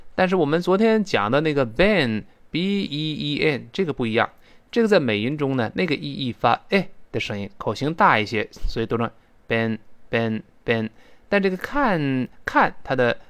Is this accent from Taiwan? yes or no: no; China; 我们中国人